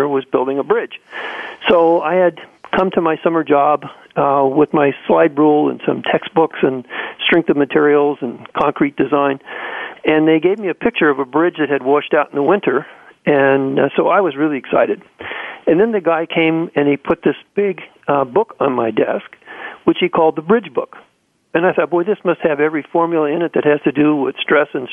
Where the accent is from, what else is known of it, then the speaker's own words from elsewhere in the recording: Central California, United States; I was born and raised in Central California on a farm